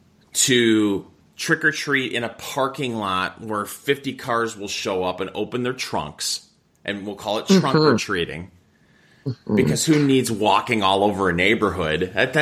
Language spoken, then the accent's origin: English; Saginaw, Michigan, United States; I grew up in Saginaw, Michigan, which is, 90 miles north of Ann Arbor.